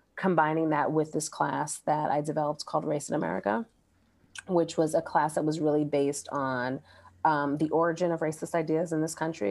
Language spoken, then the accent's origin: English; Brooklyn, New York, United States; moved away as an adult; also born or lived in New Orleans; growing up in Brooklyn